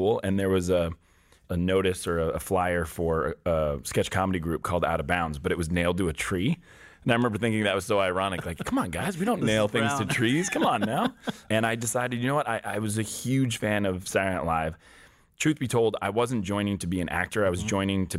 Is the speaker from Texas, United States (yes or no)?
no; Newton, Massachusetts, United States; I was born just outside of Boston in Newton, Mass